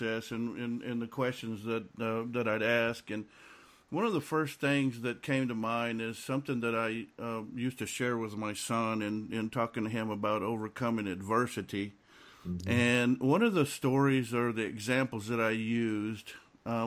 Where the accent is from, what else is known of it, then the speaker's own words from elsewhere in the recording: South Texas border, United States; I come from South Texas border